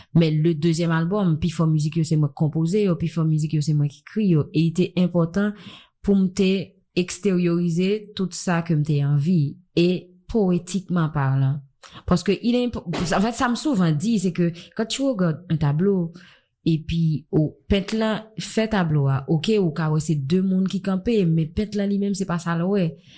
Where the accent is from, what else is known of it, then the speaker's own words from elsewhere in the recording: Haiti; j'ai grandi ici